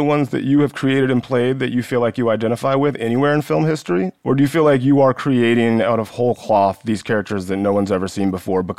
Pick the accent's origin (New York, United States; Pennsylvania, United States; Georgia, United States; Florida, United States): Georgia, United States; West Central; I grew up in West Central Georgia. I was a black kid.